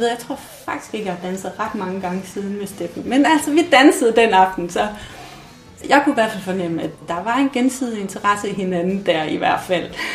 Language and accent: Danish; Mols, Central Denmark Region, Denmark; moved away as an adult; da jeg flyttede fra Mols